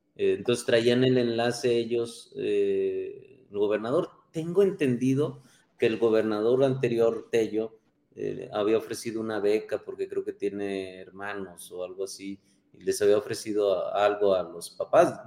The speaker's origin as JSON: {"language": "Spanish", "town": "Fresnillo", "region": "Zacatecas", "country": "Mexico", "said": "creo en Fresnillo, porque soy de Fresnillo"}